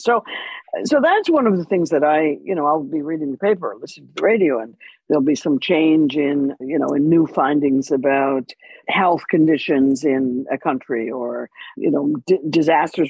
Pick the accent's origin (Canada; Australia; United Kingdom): Canada; I'm Canadian